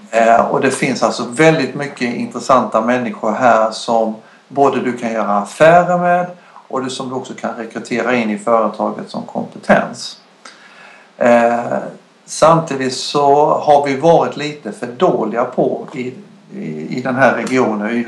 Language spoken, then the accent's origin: Swedish; Dalarna County, Sweden; Jag kommer ju från Dalarna